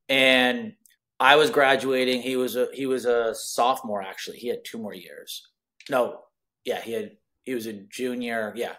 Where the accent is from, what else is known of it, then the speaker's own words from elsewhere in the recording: Los Angeles, California, United States; born and raised in Los Angeles.